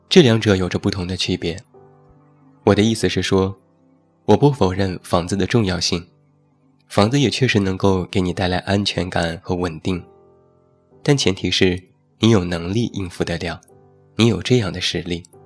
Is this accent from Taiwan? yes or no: no; Taiyuan, Shanxi, China; 在我的家乡山西太原